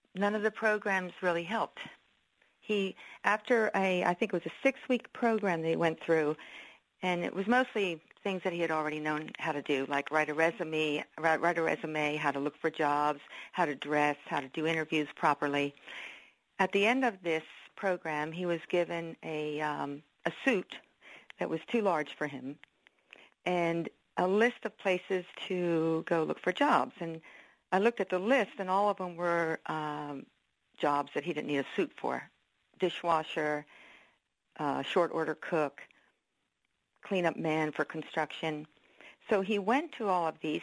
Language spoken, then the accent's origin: English; Philadelphia, Pennsylvania, United States; I was born in Philadelphia. We were raised around Philadelphia